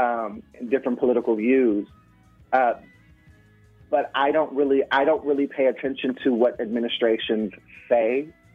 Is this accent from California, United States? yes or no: yes; Los Angeles, California, United States; I'm from Los Angeles. Like, I was born and raised in Los Angeles.